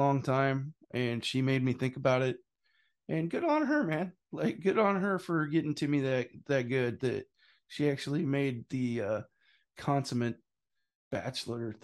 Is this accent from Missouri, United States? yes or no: yes; Missouri, United States; I'm from Missouri